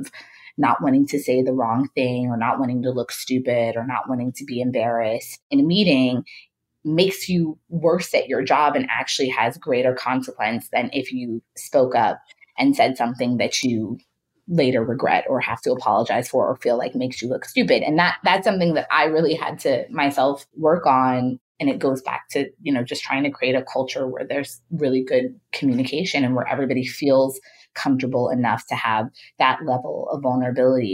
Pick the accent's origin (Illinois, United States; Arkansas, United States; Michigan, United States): Illinois, United States; Chicago; I grew up in Chicago